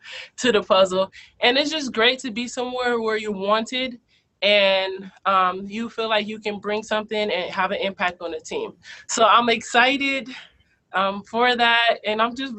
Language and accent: English; Los Angeles, California, United States; I'm from South Central LA, where not many great things come from there